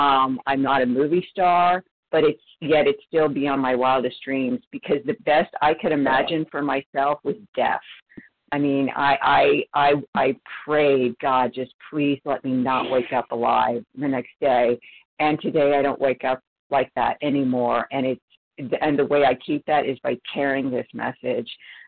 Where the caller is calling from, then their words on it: California, United States; Hi, this is … from Northern California